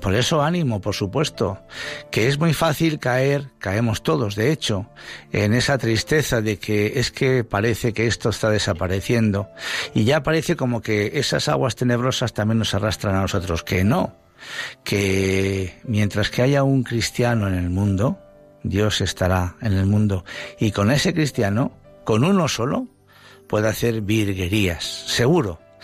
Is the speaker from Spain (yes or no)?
yes; Madrid, Community of Madrid, Spain; Yo soy de Madrid, pero toda mi familia es de Badajoz.